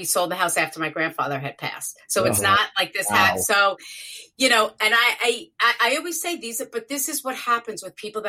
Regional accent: New York, United States; I'm from New York

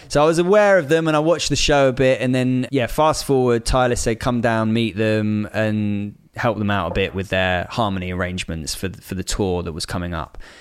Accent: Bristol, South West England, United Kingdom; moved away; I grew up in Bristol

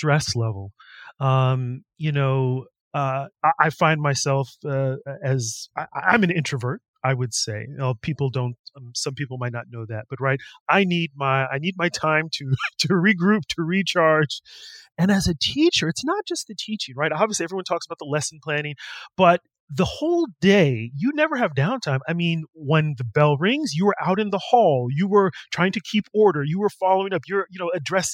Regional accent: California, United States; moved away; me growing up in California, going to Berkeley

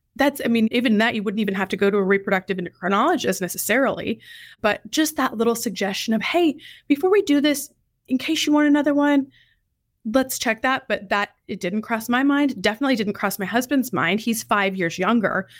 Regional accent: Idaho, United States; moved away as an adult; also born or lived in Eastern Washington / Tucson, Arizona / Indianapolis; now in Dallas, United States; I'm originally from Idaho

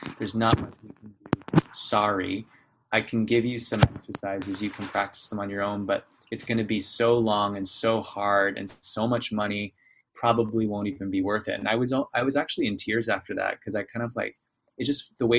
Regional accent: Vancouver, British Columbia, Canada; I grew up in Vancouver, Canada, you know, first world country.

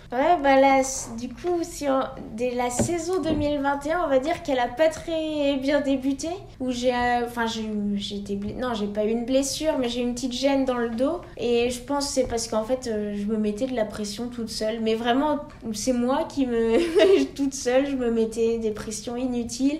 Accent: Les Carroz d'Arâches, Auvergne-Rhône-Alpes, France; also born or lived in Annecy; j'ai déménagé en station de ski au Carreau d'Arrache

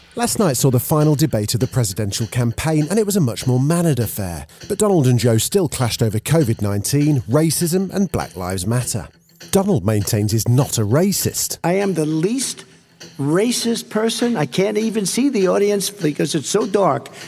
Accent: Ipswich, East of England, United Kingdom; I was born in Ipswich and I'm mixed race

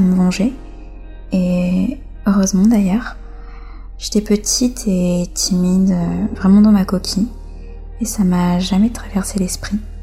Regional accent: France; Je suis née en France et j'ai quasiment toujours vécu en France

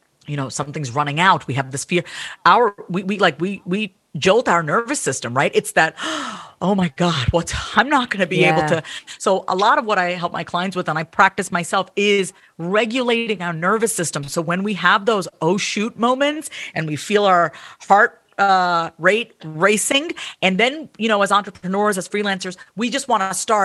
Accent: United States; also born or lived in New York / Kansas City; I was born and raised in the U.S., so I'm first gen

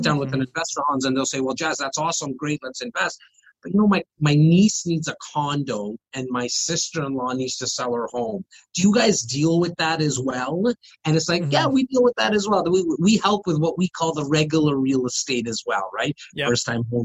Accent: Toronto, Ontario, Canada; I'm born and raised here

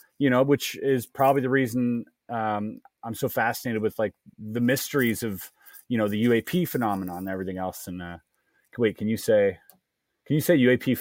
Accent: Germany; I grew up in Germany as well. Like I lived in Germany for a little while in a small town.

